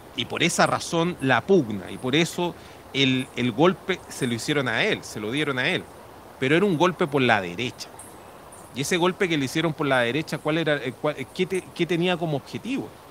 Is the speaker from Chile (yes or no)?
yes; Chile; como chilenos